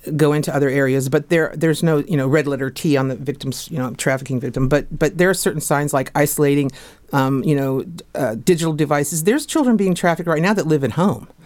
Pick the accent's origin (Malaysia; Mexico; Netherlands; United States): United States; Fairfax, Virginia; moved away; also born or lived in New York City; I'm originally from Fairfax